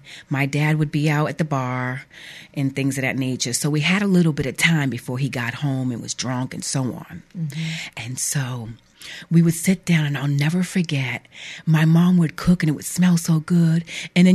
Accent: New Bedford, Massachusetts, United States; I grew up in New Bedford, Massachusetts

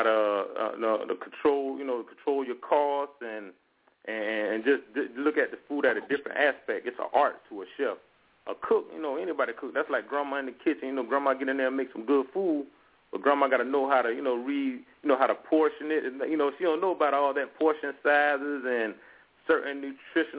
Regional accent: Hilton Head Island, South Carolina, United States; now in Charlotte, United States; Born and raised in Hilton Head Island, South Carolina. Here now reside in Charlotte, North Carolina

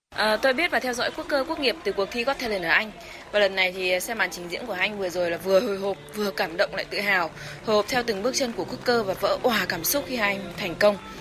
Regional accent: Vietnam; chúng tôi là người Việt Nam

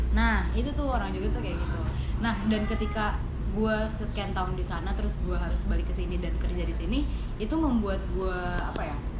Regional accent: Bekasi, West Java, Indonesia; also born or lived in Jakarta / Yogyakarta; Bekasi uh, sempet Jakarta Bekasi lagi

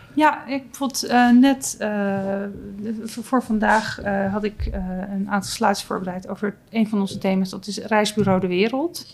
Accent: Noordwijk, South Holland, Netherlands; ik kom uit Noordwijk.

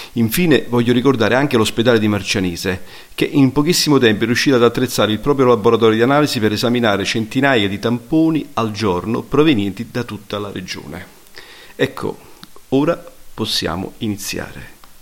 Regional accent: Naples, Campania, Italy; Noi eh, come campani, come napoletani

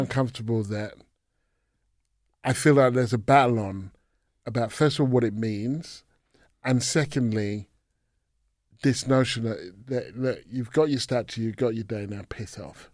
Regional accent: England, United Kingdom; I was born in England, grew up in England.

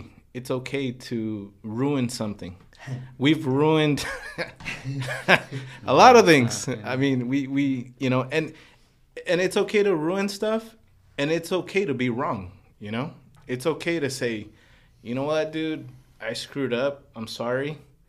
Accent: Los Angeles, California, United States; especially growing up in Boyle Heights, you don't get to talk to people who are involved in business decisions, planning, working with a lot of people.

